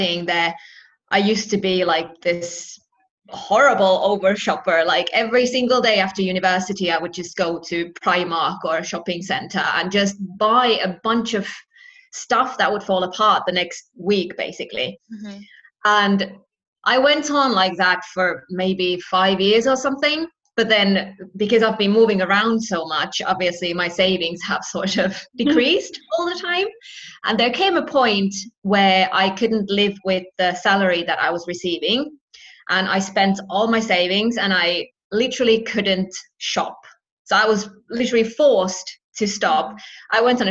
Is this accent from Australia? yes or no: no; Finland; moved away as an adult; also born or lived in United Kingdom; I've lived in the UK and I'm from Finland myself